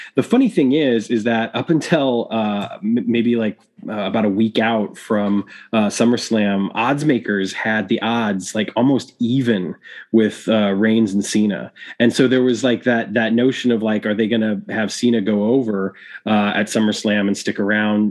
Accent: Chicago, Illinois, United States; my hometown of Chicago, Illinois

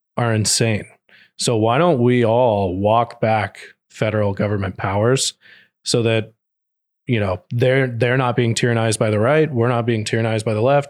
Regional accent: Texas, United States; I grew up in Texas

